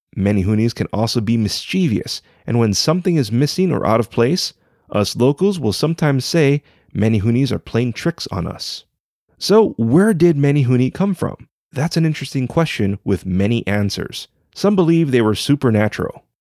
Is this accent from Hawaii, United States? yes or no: yes; Hawaii, United States; a native Hawaiian professional writer